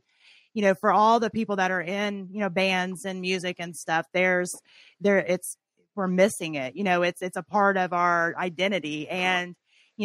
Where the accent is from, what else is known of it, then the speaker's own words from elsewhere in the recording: Tennessee, United States; now in Ohio, United States; I grew up in Tennessee